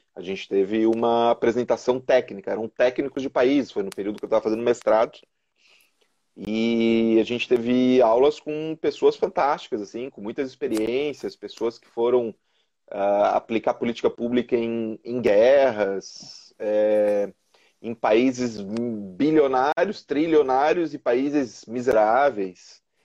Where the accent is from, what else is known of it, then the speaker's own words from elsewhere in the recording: São José, Santa Catarina, Brazil; also born or lived in Florianópolis; eu sou nascido aqui em Florianópolis, resido em São José já desde pequeno